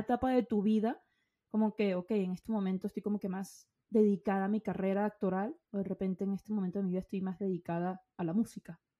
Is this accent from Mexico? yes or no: no; Venezuela; moved away; yo soy venezolana